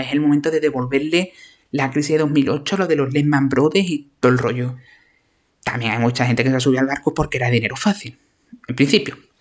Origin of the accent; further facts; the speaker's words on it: Andalusia, Spain; accent: Andalusian; mi maravilloso acento andaluz